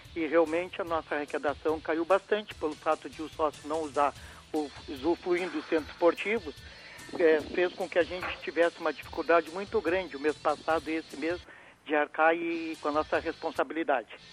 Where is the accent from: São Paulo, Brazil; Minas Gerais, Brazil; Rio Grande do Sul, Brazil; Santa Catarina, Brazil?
Rio Grande do Sul, Brazil; Rio Grande; como brasileiro e como Rio Grandino